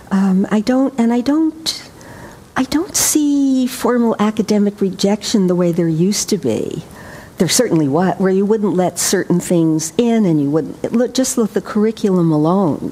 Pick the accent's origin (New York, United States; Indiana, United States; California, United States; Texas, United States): New York, United States; I grew up in New York